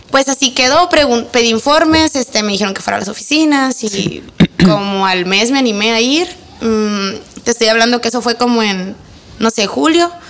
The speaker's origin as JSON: {"language": "Spanish", "town": "Ensenada", "region": "Baja California", "country": "Mexico", "said": "soy de Ensenada."}